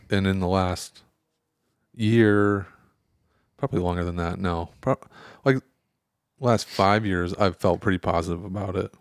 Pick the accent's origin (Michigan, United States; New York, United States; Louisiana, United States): Michigan, United States; moved away; I grew up in Michigan